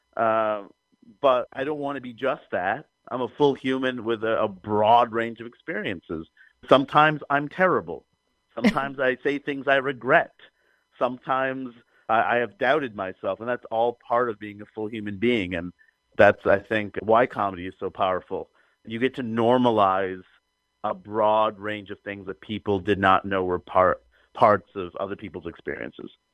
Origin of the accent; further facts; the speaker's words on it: New York City, New York, United States; growing up in Queens, New York, where the whole world is there.